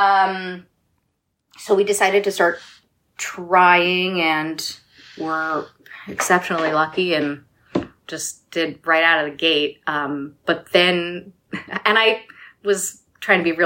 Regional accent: Bucks County, Philadelphia suburbs, Pennsylvania, United States; moved away; As a Philly-ish, I should say Philly, but, like, really the burbs native

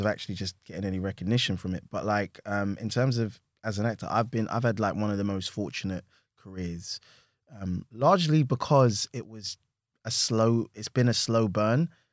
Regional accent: London, United Kingdom; I'm from Hackney

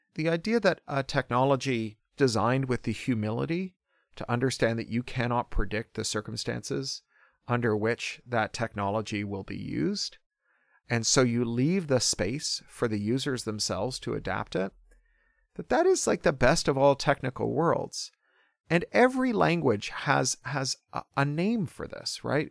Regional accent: Toronto, Ontario, Canada; born or raised there

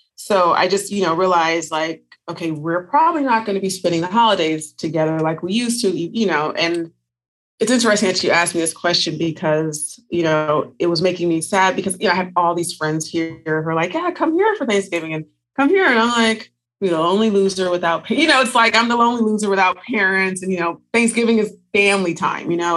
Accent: Northern California, United States; now in Las Vegas, United States; I'm originally from Northern California. I currently live in Las Vegas, Nevada

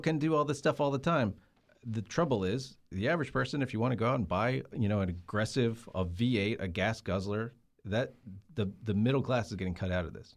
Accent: Rockingham, North Carolina, United States; I grew up near Rockingham. There's the Rockingham Motor Speedway. This is in North Carolina

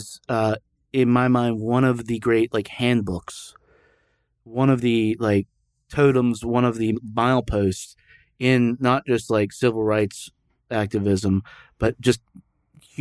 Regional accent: the South, United States; also born or lived in Lynchburg; growing up in the South

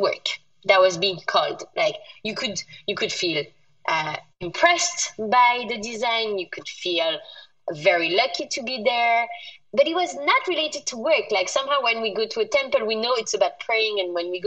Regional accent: France; moved away; I was born in France, but being the first generation French in my family, my parents were born in North Africa

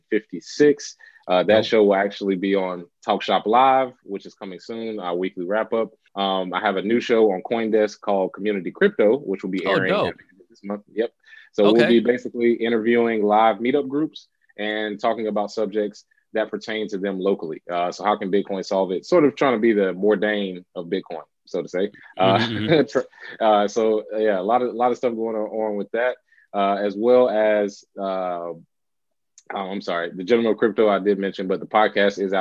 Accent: Charlotte, North Carolina, United States; moved away as an adult; also born or lived in Los Angeles, California; now in Charlotte, United States; I'm from Charlotte, North Carolina

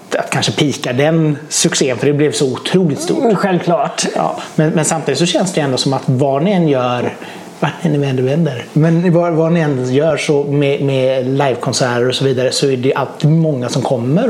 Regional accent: Norrköping, Östergötland, Sweden; moved away as an adult; now in Mölndal, Sweden; jag har flyttat hit. Eh, jag är från Norrköping.

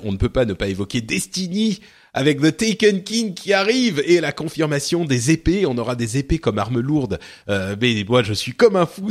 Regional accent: Lebanon; moved away; je viens du Liban

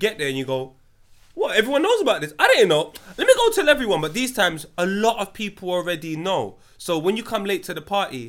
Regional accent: Tottenham, London, United Kingdom; When man say I'm from Tottenham, yeah, we're reshaping that. I'm from Wood. I'm from here.

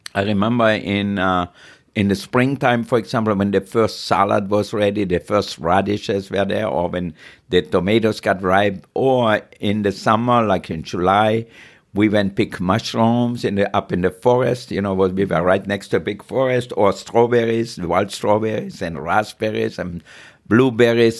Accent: Austria; moved away; I grew up in Austria, really poor.

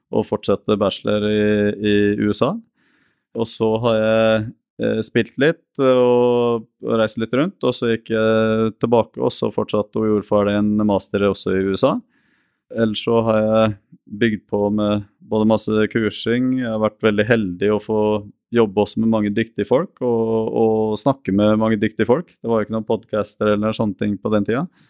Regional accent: Norway; also born or lived in Porto Alegre, Brazil; Jeg har vokst opp mest i Norge

